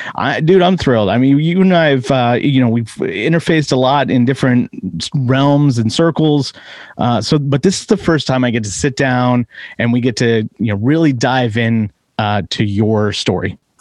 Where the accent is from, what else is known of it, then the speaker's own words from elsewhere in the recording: East Bay, California, United States; I grew up in the East Bay as well